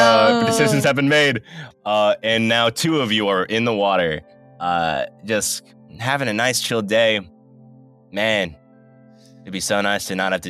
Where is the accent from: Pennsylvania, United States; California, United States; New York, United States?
New York, United States; I'm from New York.